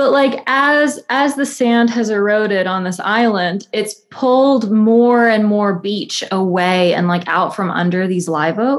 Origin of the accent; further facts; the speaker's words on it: the South, United States; So I'm I'm from the American South, so like kudzu is a really big part of like just my whole life.